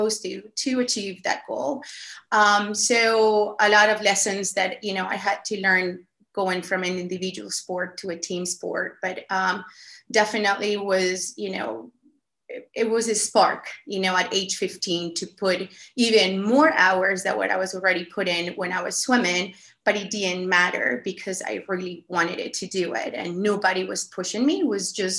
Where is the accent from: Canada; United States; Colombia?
Colombia; English is a second language; moved away; I was born and raised in Colombia